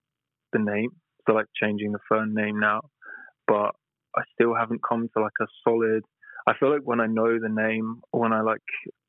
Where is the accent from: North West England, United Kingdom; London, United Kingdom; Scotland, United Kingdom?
London, United Kingdom; Tottenham; born there; also born or lived in Brighton; Oh, I was born in Tottenham, which is like North London. And then I've moved around a lot. I lived in Brighton when I was studying, and now I've just recently moved back to London.